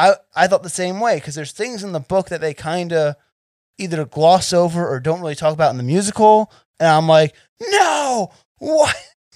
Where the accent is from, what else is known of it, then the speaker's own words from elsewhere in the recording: New Jersey, United States; now in Las Vegas, United States; I'm from Jersey originally.